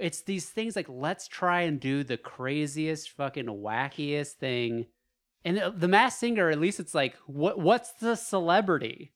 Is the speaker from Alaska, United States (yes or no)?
yes; Alaska, United States; moved away; growing up in Alaska